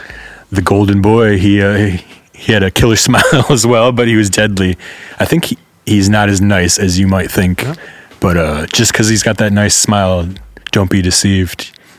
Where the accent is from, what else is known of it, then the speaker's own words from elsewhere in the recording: Detroit, Michigan, United States; moved away as an adult; also born or lived in San Francisco, United States / Leiden, Netherlands; now in Amsterdam, Netherlands; I'm from Detroit.